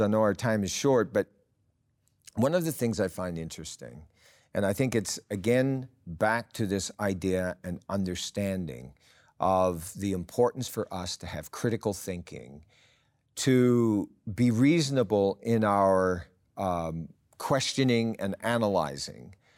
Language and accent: English; Canada